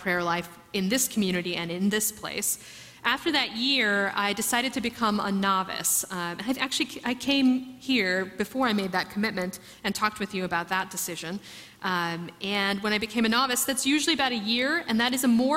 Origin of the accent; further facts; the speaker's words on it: New York, United States; also born or lived in Philadelphia; I was raised in New York from the time I was 8